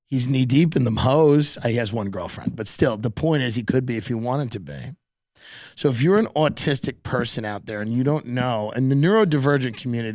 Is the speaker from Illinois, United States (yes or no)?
yes; East St. Louis, Illinois, United States; I grew up in East St. Louis. Okay. Literally. Not even kidding. I grew up in East St. Louis.